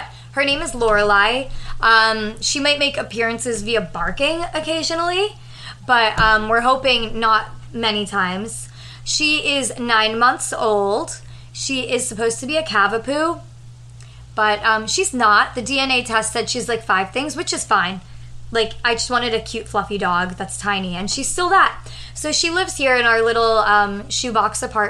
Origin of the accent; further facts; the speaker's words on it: southern New Hampshire, United States; moved away as an adult; also born or lived in San Diego; now in New York, United States; we're from southern New Hampshire, though. Same town